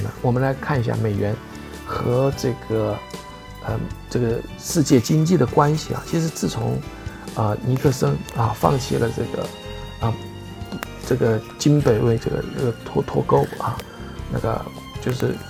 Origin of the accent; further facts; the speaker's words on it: China; 美元呢，我们中国人又不流通不流通